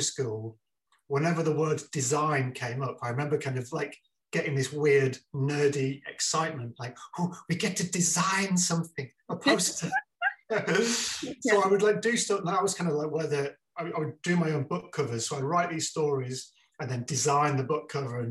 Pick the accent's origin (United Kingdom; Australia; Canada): United Kingdom; Wigan, North West England; moved away as an adult; also born or lived in Blackpool / London; growing up in Wigan.